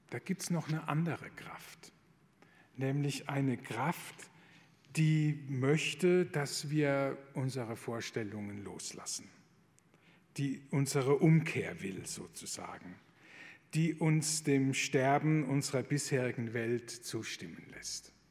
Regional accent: Rhineland-Palatinate, Germany; Ich komme aus der Pfalz, da war die Grenze zu Frankreich nicht weit weg.

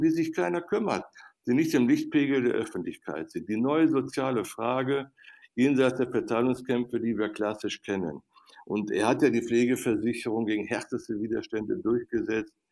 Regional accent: Viersen district, North Rhine-Westphalia, Germany; in meiner Heimat am Niederrhein im Kreis Viersen

